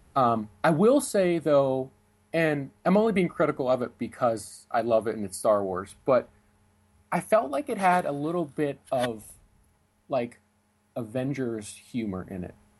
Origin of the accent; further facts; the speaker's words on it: Pennsylvania, United States; I'm from Pennsylvania